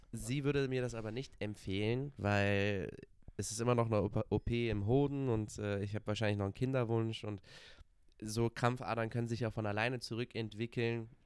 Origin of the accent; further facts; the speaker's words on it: Cologne, North Rhine-Westphalia, Germany; ich komme aus Köln